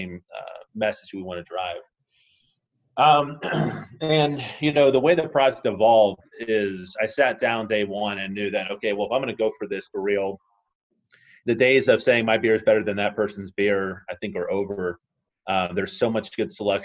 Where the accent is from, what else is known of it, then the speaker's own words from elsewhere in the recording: Georgia, United States; moved away as an adult; also born or lived in Florida / Atlanta, Georgia; now in Waukee, Iowa, United States; I was born in Florida, grew up in Georgia. About 2 years ago, moved here to Iowa